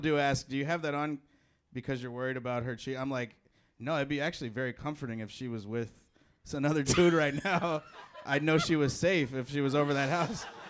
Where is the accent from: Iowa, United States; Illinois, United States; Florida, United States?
Illinois, United States; Chicago; moved away; I'm from Chicago.